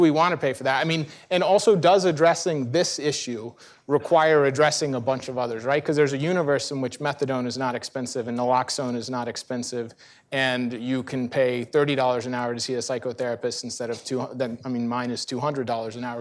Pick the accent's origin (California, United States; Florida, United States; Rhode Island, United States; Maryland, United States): Florida, United States; Central; I'm from Central Florida